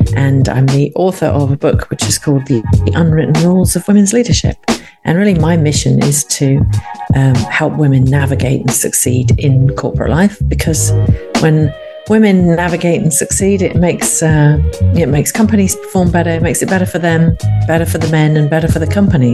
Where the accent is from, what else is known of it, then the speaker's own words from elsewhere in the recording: United Kingdom; I'm a Brit